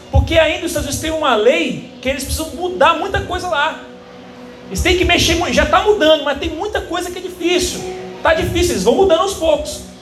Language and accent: Portuguese; Brazil; nós, crentes superficiais como nós somos, brasileiros